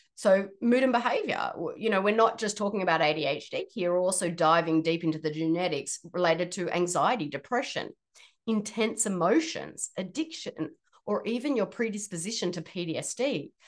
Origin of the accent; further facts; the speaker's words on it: Australia; moved away as an adult; now in Washington, United States; I'm originally from Australia, but I live in the state of Washington and have been here for almost nine years now.